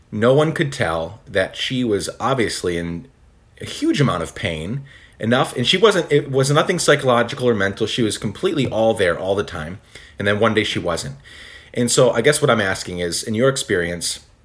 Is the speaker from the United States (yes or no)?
no; Guatemala; I grew up in Guatemala. My parents were missionaries there, and I had a friend.